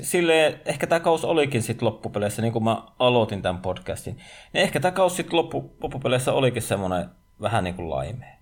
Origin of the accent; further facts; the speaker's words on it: Savonia, Finland; mä olen savolainen niin kotoisin